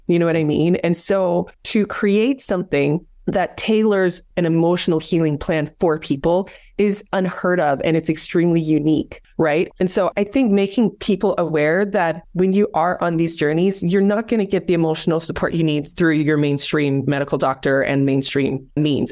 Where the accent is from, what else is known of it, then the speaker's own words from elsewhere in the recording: South Africa; moved away; I grew up in South Africa